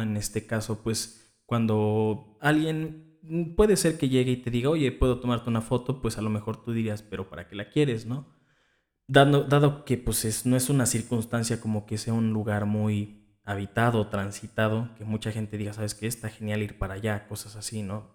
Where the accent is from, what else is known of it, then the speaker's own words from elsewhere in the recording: Cuernavaca, Morelos, Mexico; de donde yo soy, y que es aquí en Cuernavaca, Morelos